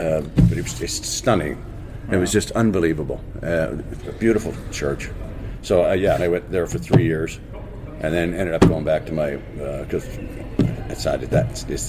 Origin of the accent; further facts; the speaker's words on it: Port Dover, Ontario, Canada; also born or lived in Dublin, Ireland; where we grew up in Port Dover, Ontario, on Lake Erie.